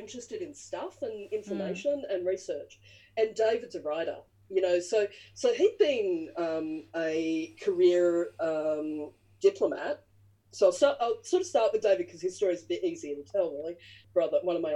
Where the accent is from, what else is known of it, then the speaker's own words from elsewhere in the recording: Bathurst, New South Wales, Australia; moved away; also born or lived in Wagga Wagga, New South Wales / North Queensland; I was born on country in Wiradjuri country in Wagga. I grew up in Bathurst and then moved to North Queensland with my dad and the family